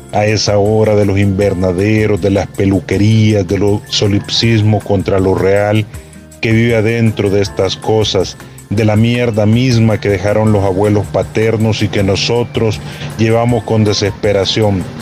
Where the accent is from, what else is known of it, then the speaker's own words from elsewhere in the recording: El Salvador; soy el poeta salvadoreño